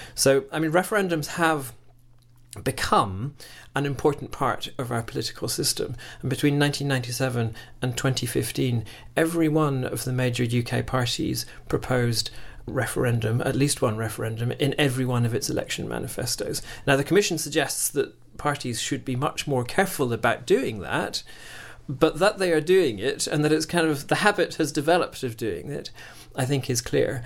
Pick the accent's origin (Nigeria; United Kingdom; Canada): United Kingdom; Scotland; moved away; I'm, I'm originally from Scotland